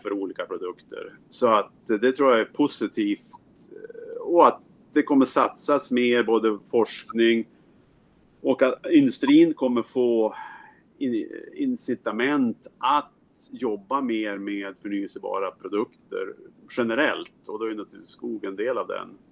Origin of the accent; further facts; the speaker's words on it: Sweden; moved away as an adult; also born or lived in United States; now in Seattle, United States; Jag är jägmästare från Sverige flyttade till USA för 30 år sedan